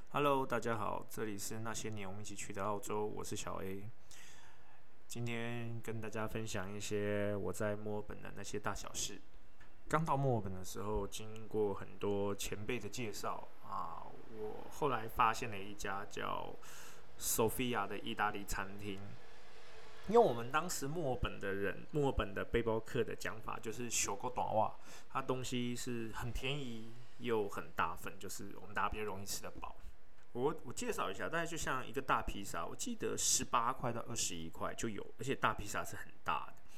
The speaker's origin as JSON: {"language": "Chinese", "country": "Taiwan", "said": "那我们台湾人当然不是这样啦"}